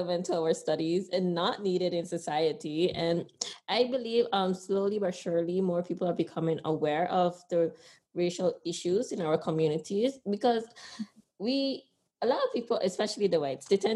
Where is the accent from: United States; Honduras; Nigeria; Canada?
Honduras; now in Sint Maarten; I'm proud to say I'm from Honduras